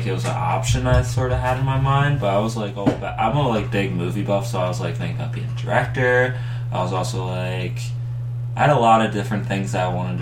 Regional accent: Philadelphia, Pennsylvania, United States; born or raised there

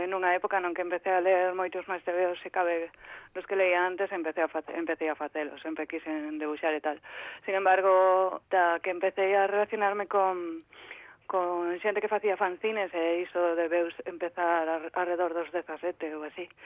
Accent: Vilagarcía de Arousa, Galicia, Spain; also born or lived in A Coruña; eu son da, das Rías Baixas de Vila

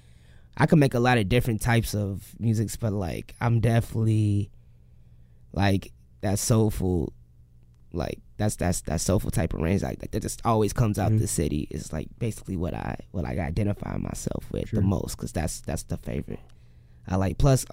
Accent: Dalton, Illinois, United States; also born or lived in Chicago; I'm from Dalton originally, and I was born in Chicago though. I lived in Dalton, live in Hazelcrest currently

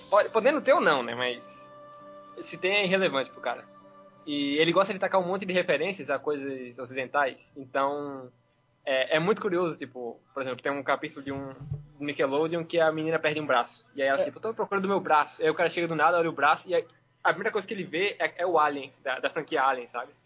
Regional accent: Pernambuco, Brazil; sou pernambucano, caso alguém estranhe o sotaque

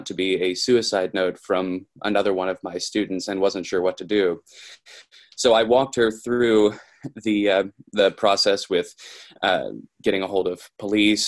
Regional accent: Kentucky, United States; I'm from Kentucky

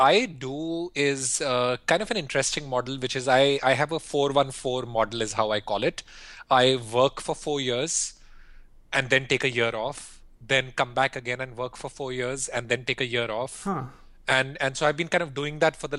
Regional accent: India; moved away as an adult; also born or lived in Philippines / Singapore / Europe; I grew up in India and I went to school in India, business school in India

